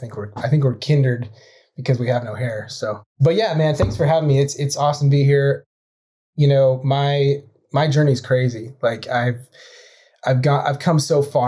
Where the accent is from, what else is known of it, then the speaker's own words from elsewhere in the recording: White Salmon, Washington, United States; moved away as an adult; I grew up in the Columbia Gorge. It's about an hour east of Portland, Oregon